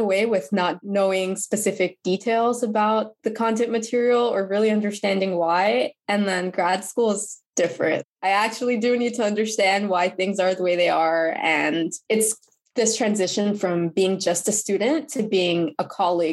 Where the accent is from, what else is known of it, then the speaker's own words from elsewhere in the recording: New Jersey, United States; also born or lived in Pennsylvania; now in Connecticut, United States; I grew up in New Jersey.